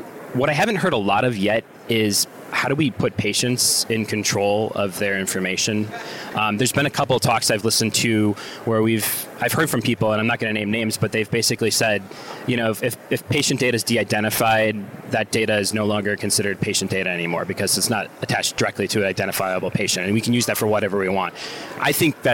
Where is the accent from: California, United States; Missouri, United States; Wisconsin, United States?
Wisconsin, United States; moved away; I'm from Wisconsin originally.